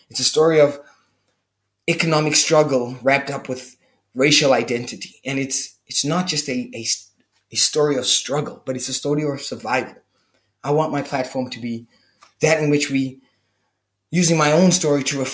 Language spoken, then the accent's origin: English; Cape Town, Western Cape, South Africa; I'm from Cape Town, South Africa